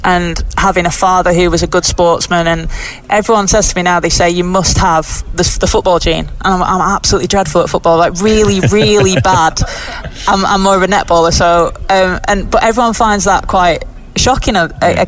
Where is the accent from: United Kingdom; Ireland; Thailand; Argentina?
United Kingdom; Lancashire, North West England; born or raised there